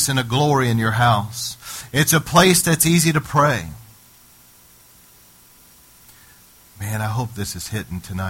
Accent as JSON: {"language": "English", "country": "United States", "said": "me as an American citizen"}